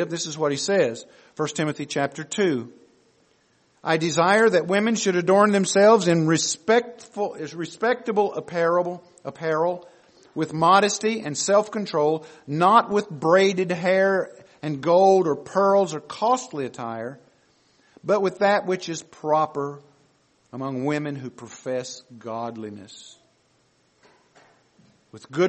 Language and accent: English; the South, United States; we grew up in the South